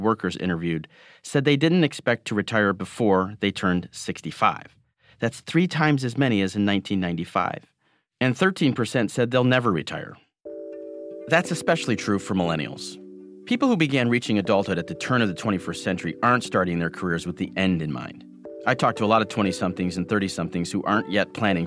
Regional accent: Michigan, United States; Growing up in Michigan, where automotive jobs were disappearing and pensions were being taken away

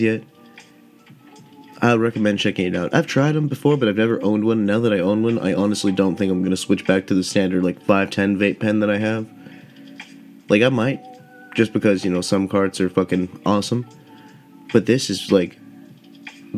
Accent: Southern California, United States; I grew up in Southern California

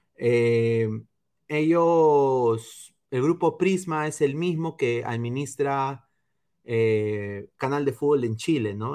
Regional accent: Peru; moved away; como peruano en el extranjero

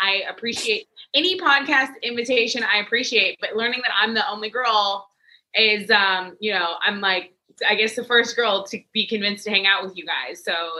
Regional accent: Corpus Christi, Texas, United States; also born or lived in Houston; growing up in Corpus Christi, that's really Cowboys, Spurs territory.

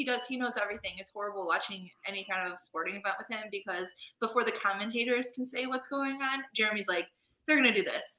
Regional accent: Chicago, Illinois, United States; I grew up on the north side of Chicago

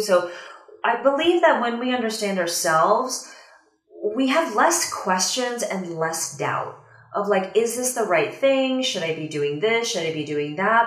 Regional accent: Washington, District of Columbia, United States; also born or lived in Shanghai, China; I moved from Shanghai back to the US, like back to the DC area where I'm from

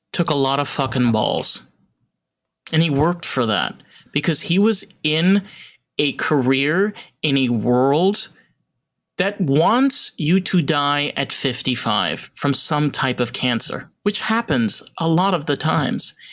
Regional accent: New York, United States; I'm a New Yorker

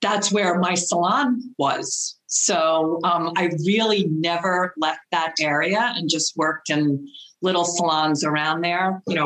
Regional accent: Westchester County, New York, United States; I am from Westchester County, New York, which is the first little suburb area right outside of New York City, just north of New York City.

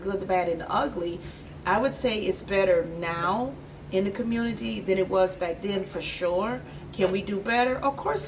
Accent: Aurora, Illinois, United States; I grew up on Kane Street right here on the Rowan East Side.

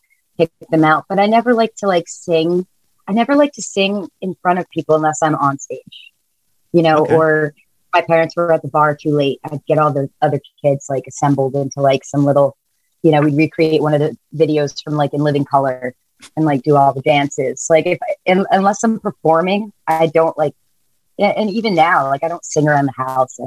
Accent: New Jersey, United States; I'm from Jersey

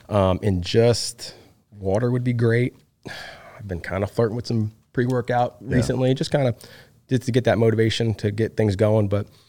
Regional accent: Hartford, Connecticut, United States; moved away; I'm originally from Hartford, Connecticut. Really? I'm up northeastern guy. I'm a Yankee. I still have family up there.

